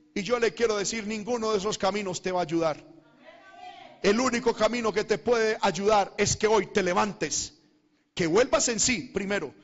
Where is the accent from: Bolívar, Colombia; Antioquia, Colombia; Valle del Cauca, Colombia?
Antioquia, Colombia; Medellín; moved away; mi tierra, a Medellín